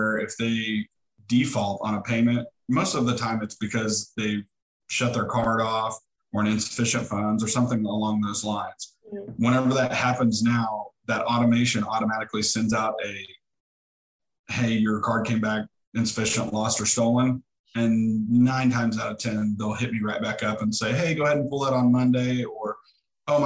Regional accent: Neosho, Missouri, United States; I'm from Neosho and I know a ton of people. I've done a lot of coaching in the community. I actually graduated from here

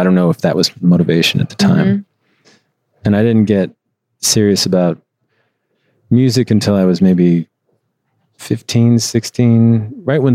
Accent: Midwest, United States; moved away as an adult; also born or lived in Chicago; now in Los Angeles, United States; I always lived in the Midwest

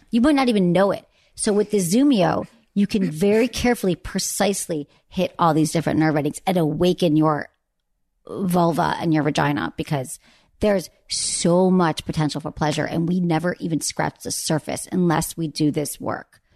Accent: Michigan, United States; I grew up in Michigan

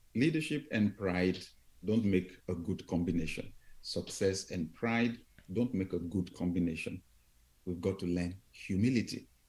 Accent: Nigeria; we came on vacation from Nigeria

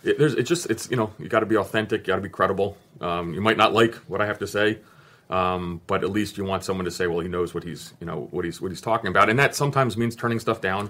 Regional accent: New Jersey, United States; moved away as an adult; also born or lived in Greece; now in Northern Virginia, United States; I grew up in Jersey

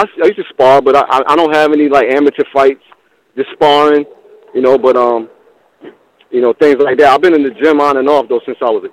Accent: New York, United States; also born or lived in Northern Virginia; now in Virginia, United States; I'm from New York, but I'm in VA right now. I'm in Northern Virginia, like 15 minutes out from DC

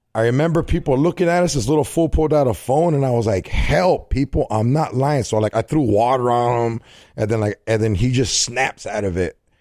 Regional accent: California, United States; I'm from Cali

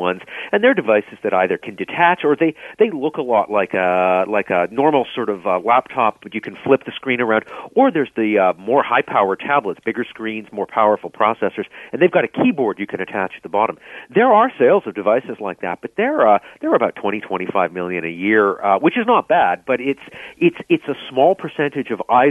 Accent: Vancouver, British Columbia, Canada; Growing up in Vancouver

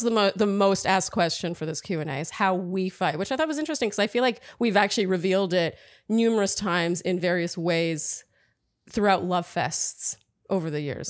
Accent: Canada; also born or lived in Germany; now in New York, United States; I'm really Canadian at heart

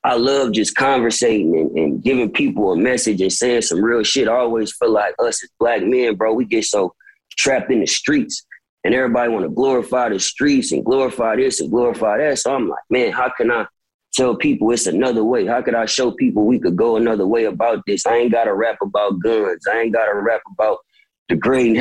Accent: Bay Area, California, United States; growing up in the Bay, just naturally coming from the independent scene

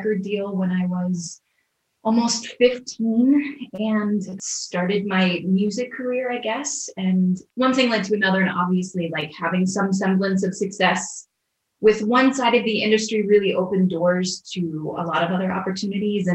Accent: Orlando, Florida, United States; I grew up in Orlando, Florida

